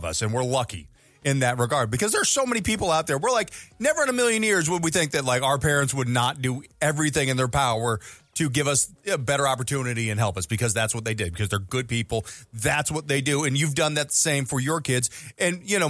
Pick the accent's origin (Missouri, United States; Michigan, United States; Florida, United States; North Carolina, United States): Missouri, United States; I'm from Missouri